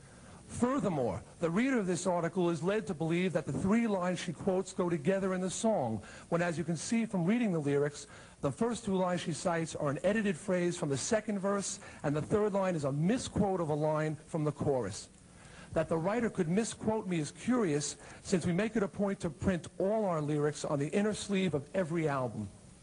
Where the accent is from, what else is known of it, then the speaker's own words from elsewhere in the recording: Long Island, New York, United States; my hometown newspaper on Long Island